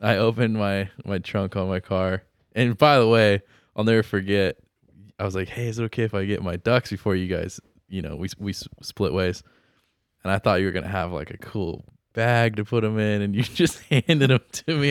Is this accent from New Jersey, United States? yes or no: no; Santa Maria, California, United States; I grew up in Santa Maria, so we do Santa Maria barbecue